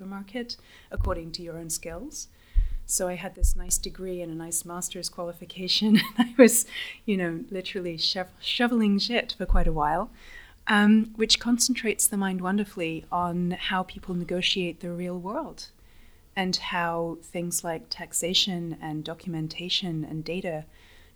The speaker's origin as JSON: {"language": "English", "region": "London", "country": "United Kingdom", "also_born_or_lived": "Mexico / United States", "moved": "as an adult", "said": "I'm originally from London"}